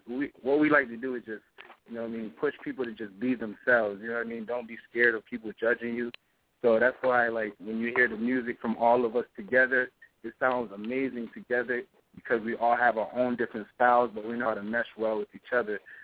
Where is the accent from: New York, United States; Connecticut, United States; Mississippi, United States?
Connecticut, United States; Hartford County; I'm from Connecticut, the Hartford County area